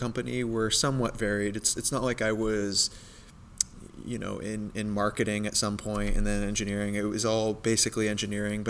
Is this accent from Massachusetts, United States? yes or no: yes; North Reading, Massachusetts, United States; my hometown, North Reading, where Teradyne is